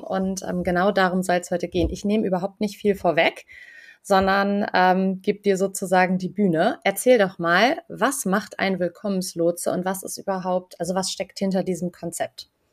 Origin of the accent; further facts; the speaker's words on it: Germany; selbst als Deutsche